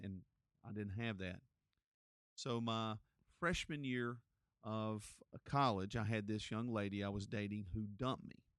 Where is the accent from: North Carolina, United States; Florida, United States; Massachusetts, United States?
North Carolina, United States; Gastonia; I grew up here in Gastonia